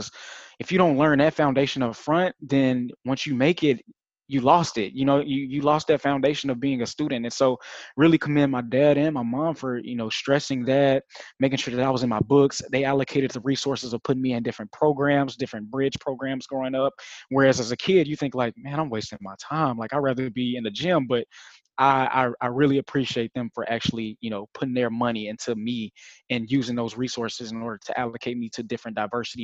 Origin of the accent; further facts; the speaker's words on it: Little Rock, Arkansas, United States; Little Rock, Arkansas is my hometown. I grew up in East Little Rock